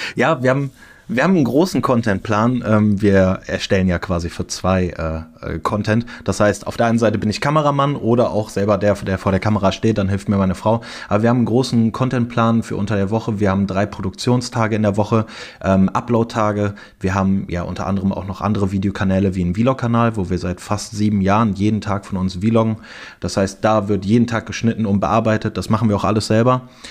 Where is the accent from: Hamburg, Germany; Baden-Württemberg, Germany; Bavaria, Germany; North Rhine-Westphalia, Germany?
North Rhine-Westphalia, Germany; Cologne; Ich bin in Köln geboren